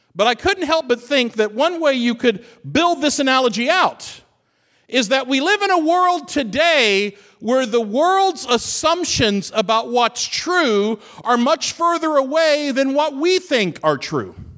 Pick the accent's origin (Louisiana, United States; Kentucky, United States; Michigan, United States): Kentucky, United States; Fort Knox; moved away; I grew up Fort Knox, Kentucky. It's my hometown.